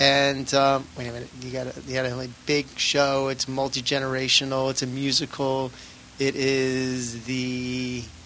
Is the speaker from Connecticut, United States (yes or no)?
no; Baltimore, Maryland, United States; also born or lived in Rochester, New York; now in Los Angeles, United States; I was born in Rochester, but only uh-huh. lived there for a few years, and then my parents moved to Baltimore